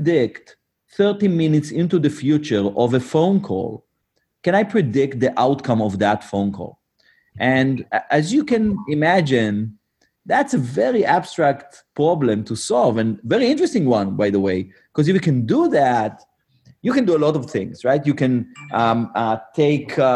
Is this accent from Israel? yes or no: yes; Israel; born and raised in Israel